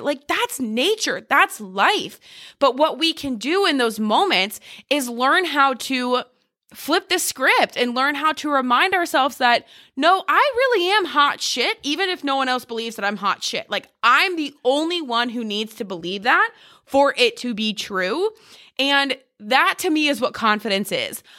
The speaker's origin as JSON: {"language": "English", "region": "Ohio", "country": "United States", "tie": "born or raised there", "also_born_or_lived": "New Jersey / Texas", "moved": "as an adult", "lives_now": "Charleston, United States", "said": "we grew up in Ohio"}